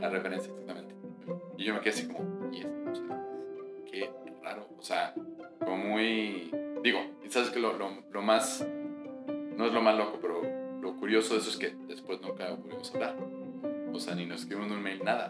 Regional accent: Mexico; cuando yo crecí en México

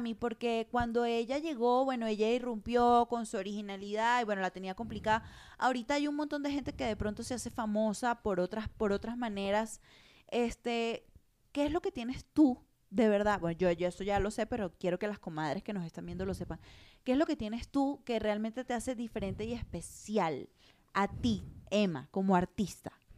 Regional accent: Venezuela; moved away as an adult; also born or lived in Caracas / Madrid; now in Mexico; venir de Venezuela no es fácil

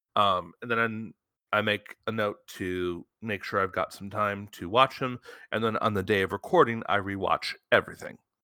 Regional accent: Michigan, United States; I grew up in Michigan. Motown's in my blood

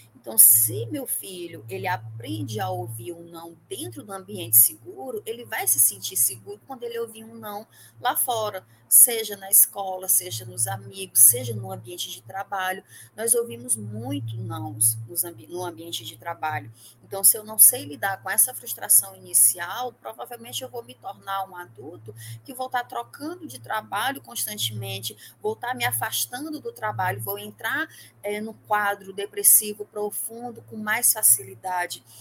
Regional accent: Parnaíba, Piauí, Brazil; now in Teresina, Brazil; Eu, eu sou de Parnaíba, mas não estou mais em Parnaíba

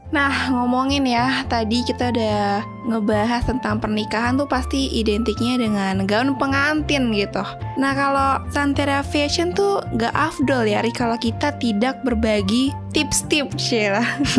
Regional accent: Indonesia; gue kan berasal dari Jawa

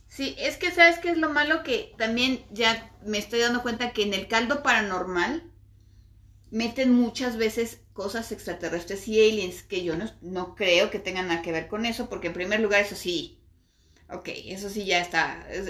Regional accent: Mexico; nosotros somos mexicanos y vivimos en México

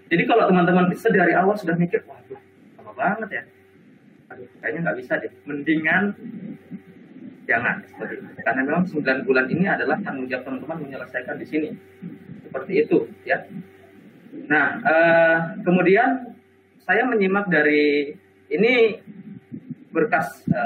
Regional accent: Sorong, Southwest Papua, Indonesia; saya waktu itu sedang ada di Sorong di Papua ya tempat daerah saya ya.

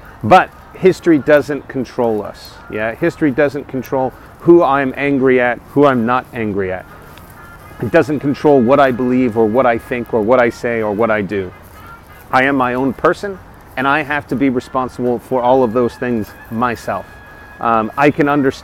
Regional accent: Texas, United States; moved away; I'm a Texan abroad.

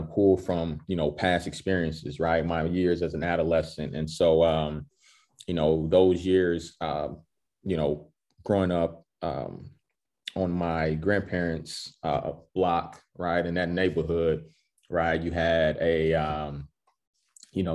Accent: University City, Missouri, United States; I'm from University City, U City

